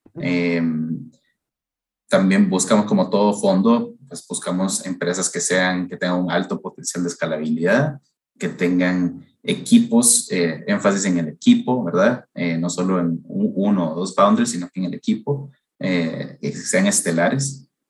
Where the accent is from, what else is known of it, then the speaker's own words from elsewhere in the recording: Honduras; also born or lived in United States; now in Costa Rica; Yo, de hecho, no soy costarricense, sino que soy hondureño, eh, pero llevo viviendo aquí en Costa Rica desde hace unos, unos 15 años